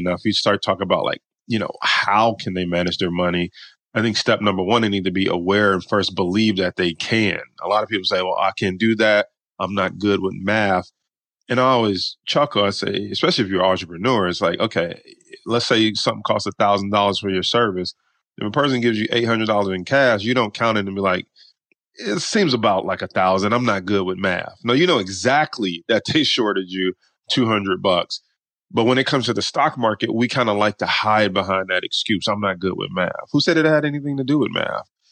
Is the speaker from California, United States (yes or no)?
no; Detroit, Michigan, United States; we grew up pretty poor in Detroit, Michigan